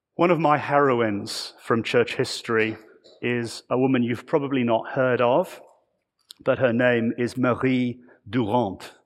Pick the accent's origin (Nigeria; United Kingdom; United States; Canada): United Kingdom; I come from the United Kingdom